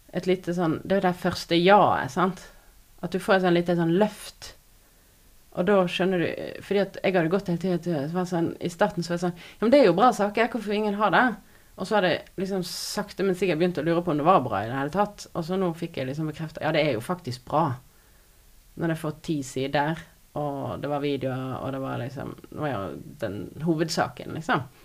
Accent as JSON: {"language": "Norwegian", "town": "Odda", "region": "Vestland", "country": "Norway", "also_born_or_lived": "Finnmark", "moved": "yes", "lives_now": "Voss, Norway", "said": "jeg er fra Odda. Har tidligere bodd i Finnmark, og nå bor jeg på Voss"}